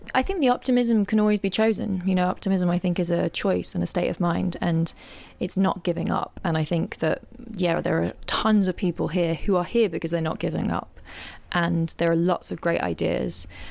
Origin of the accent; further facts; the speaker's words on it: England, United Kingdom; now in Lisbon, Portugal; I'm originally from England, but I'm now living in Lisbon, in Portugal